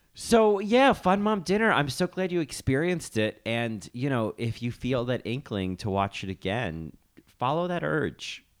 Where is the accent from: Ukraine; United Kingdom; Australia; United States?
United States; New Jersey; now in New York, United States; as a Jersey native and now a New York resident